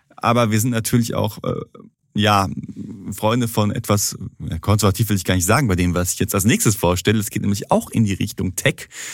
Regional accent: Duisburg, North Rhine-Westphalia, Germany; bei uns in Duisburg

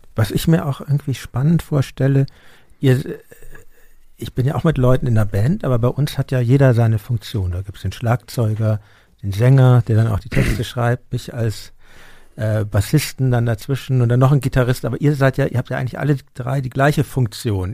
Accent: Hamburg, Germany; now in Berlin, Germany; ich komme ja aus Hamburg ursprünglich

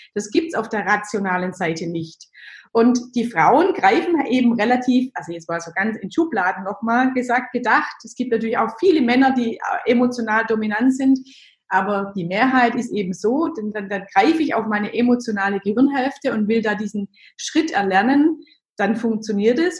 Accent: Germany; ich bin so ganz klassisch als Kind im Dorf aufgewachsen

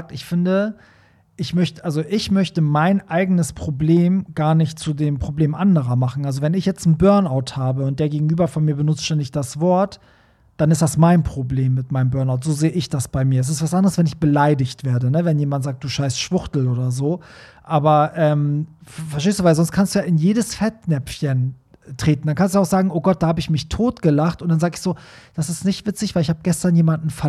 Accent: Hanover, Lower Saxony, Germany; Ich komme eigentlich aus Hannover und bin aber nun für einige Monate in München beschäftigt.

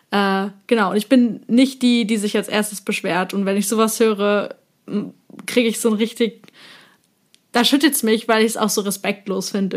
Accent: eastern Germany, Germany; Wir kommen tatsächlich beide äh, aus einem DDR-Haushalt, also wir sind beide quasi im Osten aufgewachsen

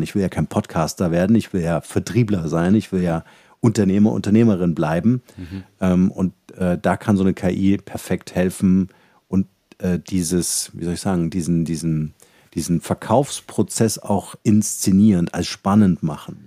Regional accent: Halle, Saxony-Anhalt, Germany; moved away as an adult; also born or lived in Munich, Germany; ich bin äh, aufgewachsen in Halle, da mhm. bin ich geboren

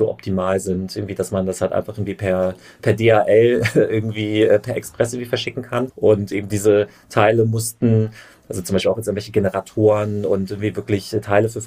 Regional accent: Düsseldorf, North Rhine-Westphalia, Germany; also born or lived in Münster; Nee, ich bin in Düsseldorf geboren, habe da auch mein Abi gemacht, bin zur Schule gegangen und dann zum Studium in der Lotterie von der ZVS, also Zentrale Studienvergabestelle, ich bin mir gar nicht sicher, ob es die noch gibt, bin ich dann in Münster gelandet

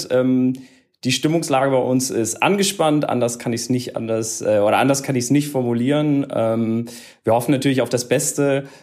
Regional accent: Berlin, Germany; man muss ja auch gestehen, als, als Berliner, so, sowohl Hertha als auch Union sind ja ähm, mittlerweile auch gerettet.

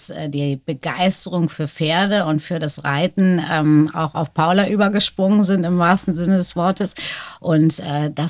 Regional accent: North Rhine-Westphalia, Germany; deswegen sind wir sehr oft umgezogen und äh, groß geworden bin ich tatsächlich in Nordrhein-Westfalen, genau Südostwestfalen zwischen Paderborn und Bielefeld.

